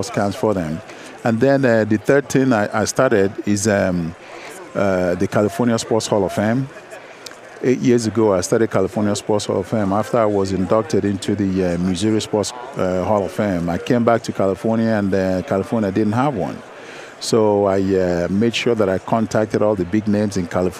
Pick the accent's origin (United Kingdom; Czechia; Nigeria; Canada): Nigeria; moved away; growing up in Nigeria